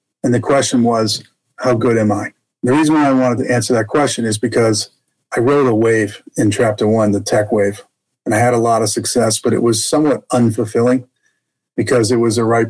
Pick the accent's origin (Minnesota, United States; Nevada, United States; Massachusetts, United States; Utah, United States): Massachusetts, United States; Boston; also born or lived in Jackson Hole, Wyoming; now in Texas, United States; I was raised in Boston, Massachusetts. You probably hear that in my accent today, although I live in Texas now.